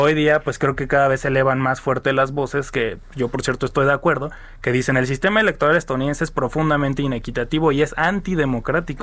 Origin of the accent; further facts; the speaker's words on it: Mexico; nosotros como mexicanos